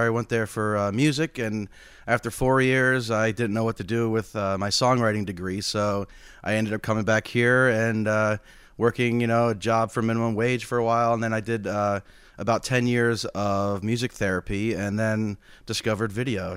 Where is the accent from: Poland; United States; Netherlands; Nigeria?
United States; as an American